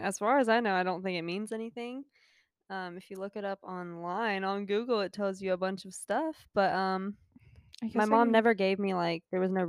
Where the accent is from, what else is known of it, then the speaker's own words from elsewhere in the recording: Gainesville, Georgia, United States; I am from Gainesville, Georgia.